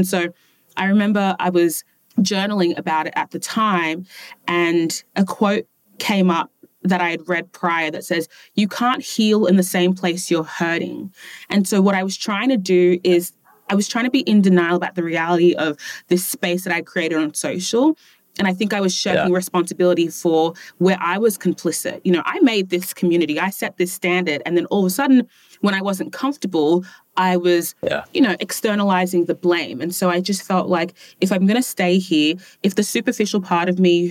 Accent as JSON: {"language": "English", "country": "Australia", "tie": "born there", "said": "And it's fascinating because ethnically I'm Ghanaian, but I was born in Australia."}